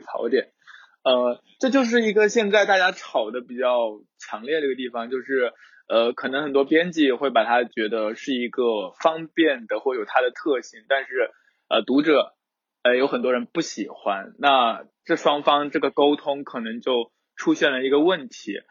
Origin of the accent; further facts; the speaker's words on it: southern China, China; 作为一个南方人， 空气比较， 比较潮湿